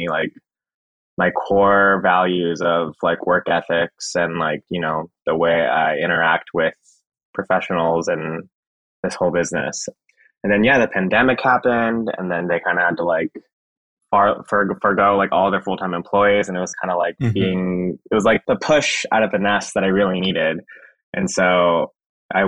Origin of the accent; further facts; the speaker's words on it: Los Angeles, California, United States; moved away; I'm from California, I'm from LA, like a suburb